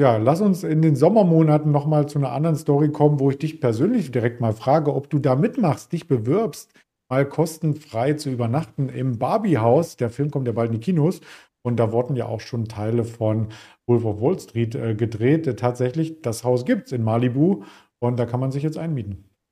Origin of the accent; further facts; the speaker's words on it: East Germany, Germany; Als Ossi kann ich ja nur sagen